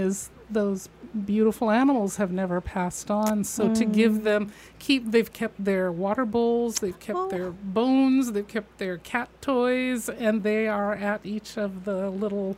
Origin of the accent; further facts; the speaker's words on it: Midwest, United States; I grew up in the Midwest in a Victorian home